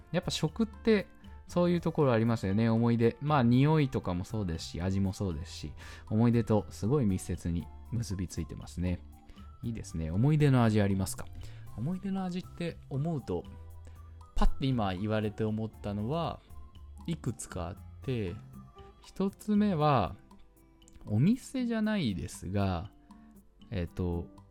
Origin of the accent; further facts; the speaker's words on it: Hachioji, Tokyo, Japan; 八王子出身なんですけど、で、学校も八王子の方にあった